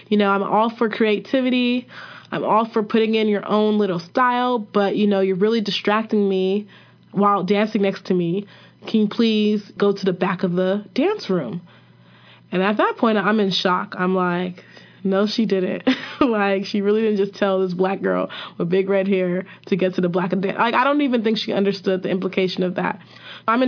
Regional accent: Nigeria; I'm Nigerian.

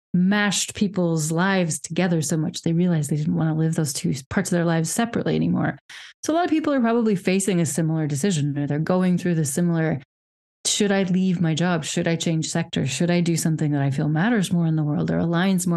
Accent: Wyoming, United States; moved away as an adult; also born or lived in Czech Republic / United Kingdom; now in Europe; I obviously grew up in a very Republican family. I'm from Wyoming

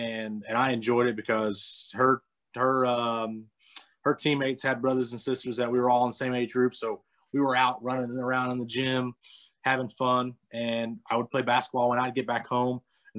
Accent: North Carolina, United States; Yeah, so we actually lived 10 minutes from the Speedway, 15 minutes from the Speedway.

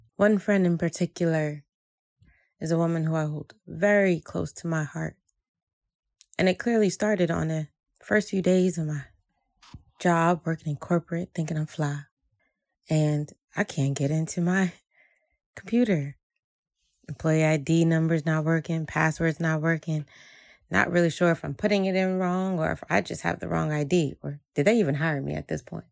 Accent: Jersey City, New Jersey, United States; I grew up in Jersey City um, as a Haitian American woman where family was everything

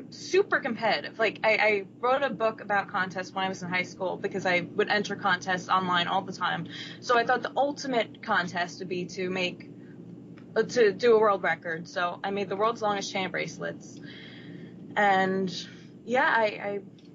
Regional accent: New Jersey, United States; I am sixth generation of my family to live in Jersey

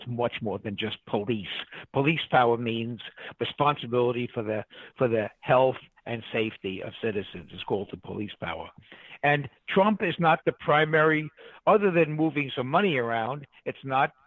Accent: New York City, New York, United States; moved away; I'm from New York. I grew up in Queens

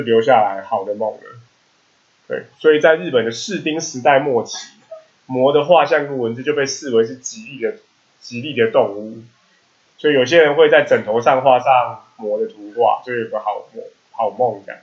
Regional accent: Taiwan; first language Taiwanese Hokkien; Chinese is a second language; 我讲台语的时候，我还是必须承认，虽然 是母语

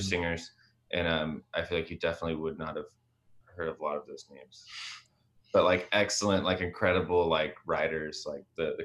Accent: Texas, United States; I grew up in Texas

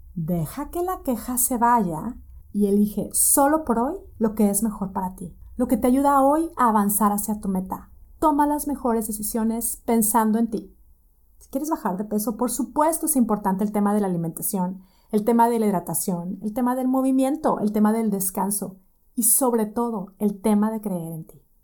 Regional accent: Monterrey, Nuevo León, Mexico; moved away as an adult; now in Boston, United States; Yo soy de Monterrey, tengo ya casi 12 años de no vivir en Monterrey

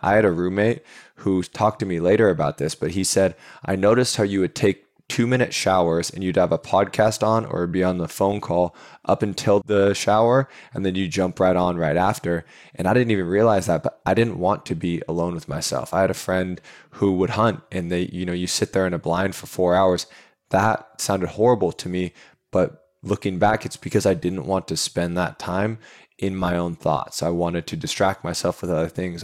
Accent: Seattle, Washington, United States; moved away as an adult; now in San Diego, United States; I grew up in Seattle, born and raised right next to the University of Washington there

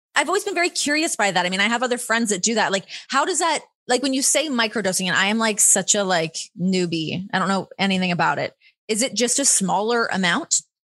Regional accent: Ontario, Canada; moved away as an adult; now in Las Vegas, United States; growing up in Ontario

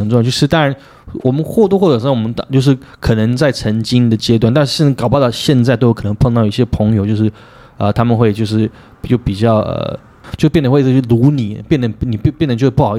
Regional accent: Taiwan; 我们台湾人不要这样讲

